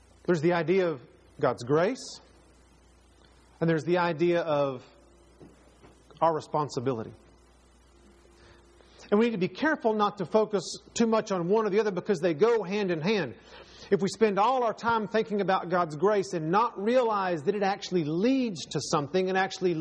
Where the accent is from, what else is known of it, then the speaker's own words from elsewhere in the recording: Texas, United States; now in North Carolina, United States; Am I a Texan or am I a North Carolinian? And when I go back to Texas, it even feels sort of strange because that's not where I live